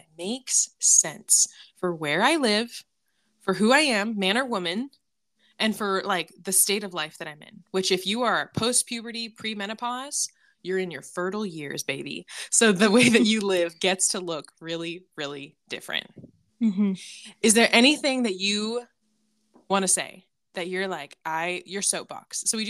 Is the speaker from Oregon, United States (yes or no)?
no; California, United States; I'm from California